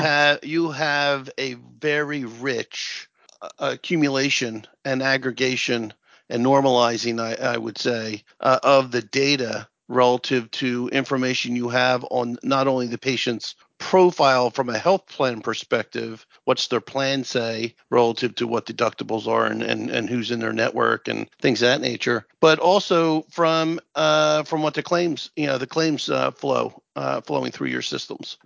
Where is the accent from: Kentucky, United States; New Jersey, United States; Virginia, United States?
New Jersey, United States; Princeton; I'm from New Jersey